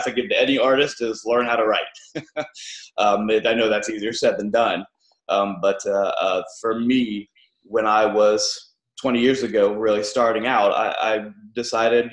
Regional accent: Ohio, United States; the town where I grew up in Ohio

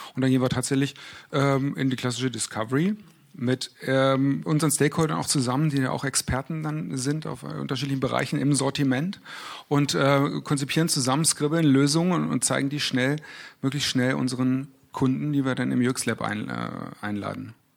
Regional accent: Berlin, Germany; moved away; ich komme ursprünglich aus Berlin

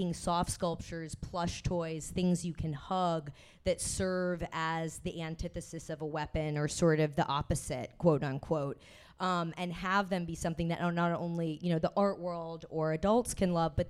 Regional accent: Texas, United States; moved away; I'm from Texas originally, so obviously a big gun culture there as well. Like, that's where I was raised.

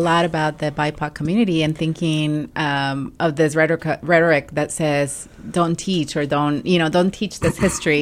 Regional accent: Mexico; English is a second language; moved away; I am an immigrant from Mexico, um, and also a non-native English speaker.

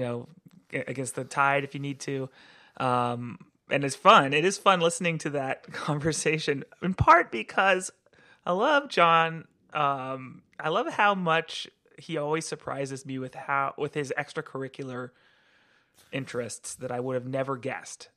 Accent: Santa Cruz, California, United States; moved away as an adult; I grew up in Santa Cruz, California

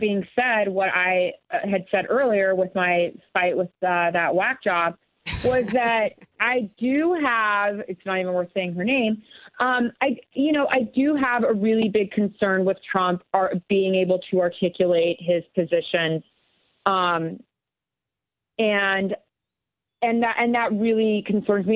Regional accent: La Junta, Colorado, United States; also born or lived in Rocky Ford, Colorado; in the middle of nowhere in southeastern Colorado, in La Junta, Colorado

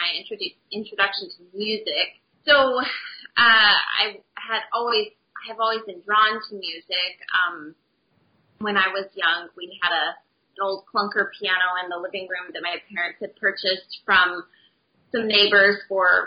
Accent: Utah, United States; where I grew up in Utah

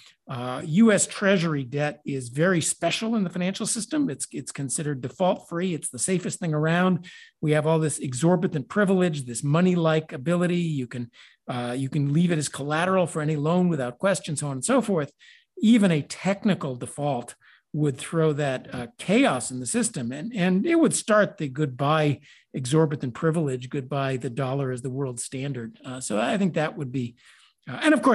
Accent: Chicago, Illinois, United States; moved away; also born or lived in California; I came from Chicago, actually. I grew up in Chicago. So Chicago's deep in my blood

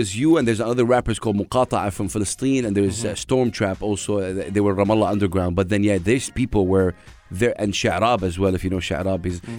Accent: Saudi Arabia; Because I'm from Saudi Arabia.

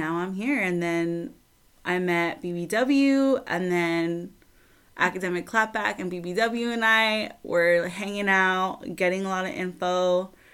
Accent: Southern California, United States; I'm from Southern California

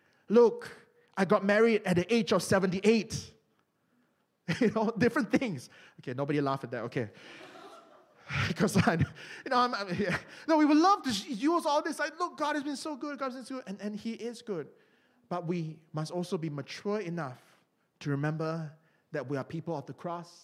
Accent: Malaysia; moved away; my home country of Malaysia

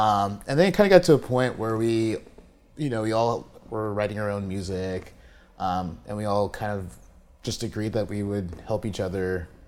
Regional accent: San Diego, California, United States; it's my hometown

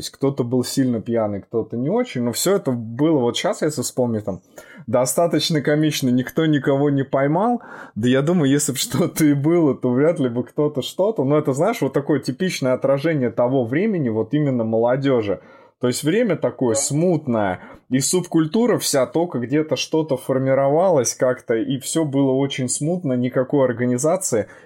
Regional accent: Krasnogorsk, Moscow Oblast, Russia; А мое детство проходило, а мое детство проходило в Московской области, если знаешь такой город Красногорск.

